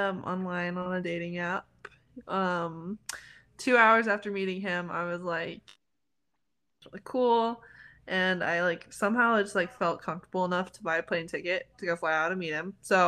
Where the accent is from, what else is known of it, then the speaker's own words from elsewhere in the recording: Spokane, Washington, United States; I'm from Spokane, Washington.